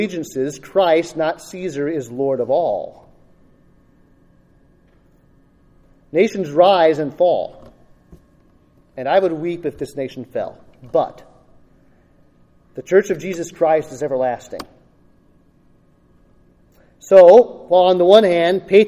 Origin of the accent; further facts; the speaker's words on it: United States; I am an American